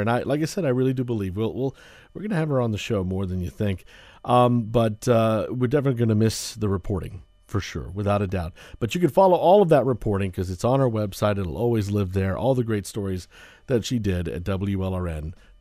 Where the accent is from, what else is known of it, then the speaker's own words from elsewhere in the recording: Florida, United States; I grew up in Florida